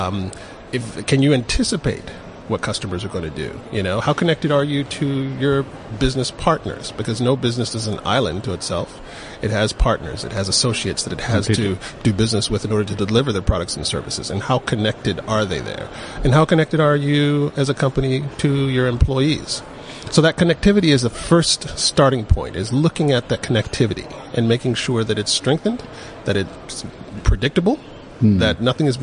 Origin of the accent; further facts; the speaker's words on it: Atlanta, Georgia, United States; moved away as an adult; now in South Africa; I'm originally from Atlanta